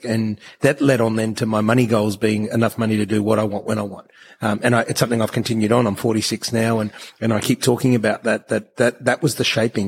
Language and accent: English; Australia; I was born in Australia